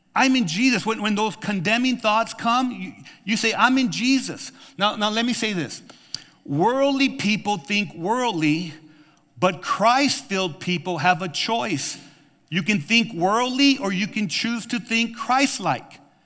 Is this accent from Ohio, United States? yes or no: no; New Mexico, United States; now in Tucson, United States; I grew up with in New Mexico